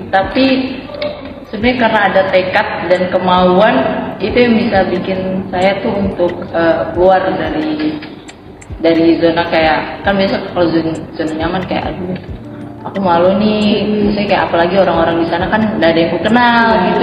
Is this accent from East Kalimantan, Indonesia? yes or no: yes; Balikpapan, East Kalimantan, Indonesia; Kalimantan dari Balikpapan aslinya